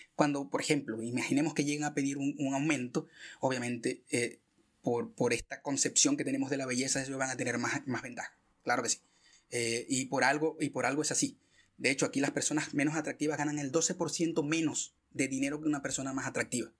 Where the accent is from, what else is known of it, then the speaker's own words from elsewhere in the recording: Venezuela; moved away; yo que soy venezolano